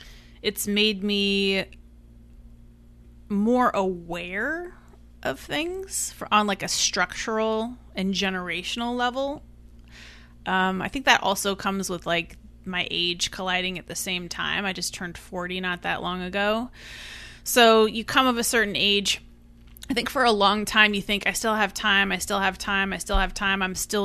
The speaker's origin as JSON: {"language": "English", "town": "Eugene", "region": "Oregon", "country": "United States", "tie": "born or raised there", "lives_now": "New York, United States", "said": "I didn't come from money. I came from Eugene, Oregon, and now I'm in New York. I didn't grow up here."}